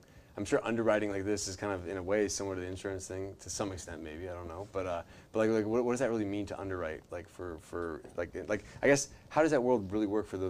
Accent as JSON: {"language": "English", "town": "Orlando", "region": "Florida", "country": "United States", "tie": "born or raised there", "said": "I was born and raised in Orlando"}